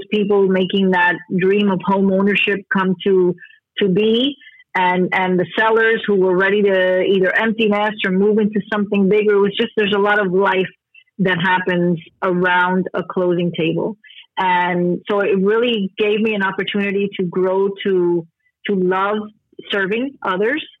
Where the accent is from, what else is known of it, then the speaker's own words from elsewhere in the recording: Miami, Florida, United States; So I live in Miami, Florida, born and raised in Miami.